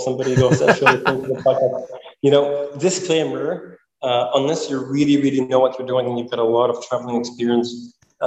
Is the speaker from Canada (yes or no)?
yes; Canada; As a Canadian